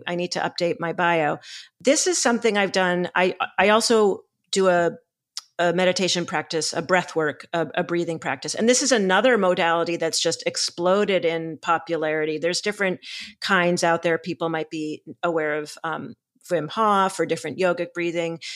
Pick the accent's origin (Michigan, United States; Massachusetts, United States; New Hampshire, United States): Massachusetts, United States; Boston; I'm from Boston